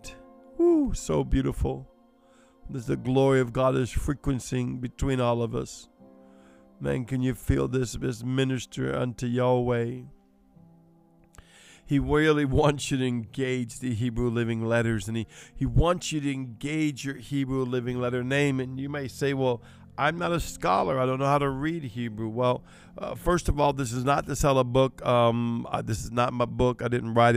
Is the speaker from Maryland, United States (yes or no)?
no; New Orleans, Louisiana, United States; I'm Cajun. I'm Creole. I'm from New Orleans